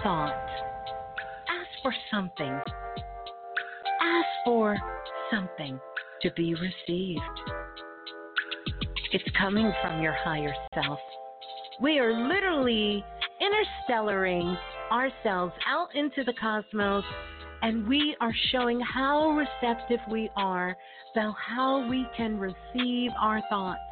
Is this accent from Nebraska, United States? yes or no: no; New York City, New York, United States; that's my birth town. Brooklyn. I'm a Brooklyn girl